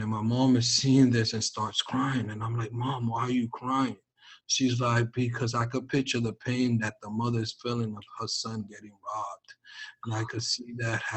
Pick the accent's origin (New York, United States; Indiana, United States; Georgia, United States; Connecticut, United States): New York, United States; New York City; growing up in New York City